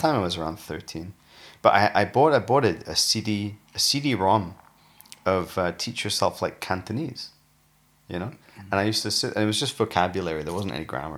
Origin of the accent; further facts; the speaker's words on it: United Kingdom; also born or lived in Newcastle / Sheffield; I grew up in Newcastle and Sheffield.